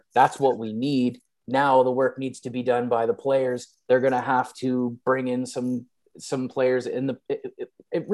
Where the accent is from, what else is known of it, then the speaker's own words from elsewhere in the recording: Canada; being Canadian